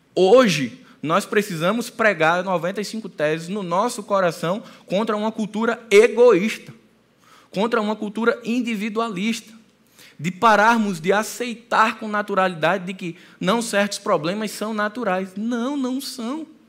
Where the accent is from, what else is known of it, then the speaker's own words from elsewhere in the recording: Northeast Region, Brazil; A gente é nordestino.